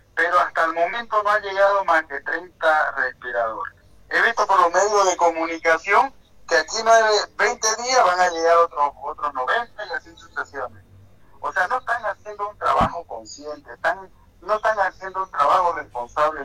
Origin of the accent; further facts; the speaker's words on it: Bolivia; como boliviano que se me solidarizo